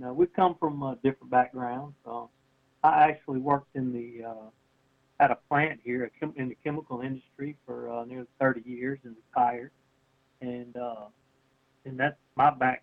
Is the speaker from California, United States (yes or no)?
no; Louisiana, United States; we're hunters, we're outdoorsmen, we're from Louisiana.